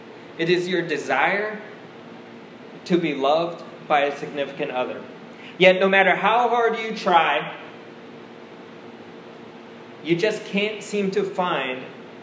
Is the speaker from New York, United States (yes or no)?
no; Washington, District of Columbia, United States; also born or lived in South Korea; I was born in South Korea, and when I was 2 years old, once again, when I was 2, I got on a plane and flew over to the United States to Washington, D.C.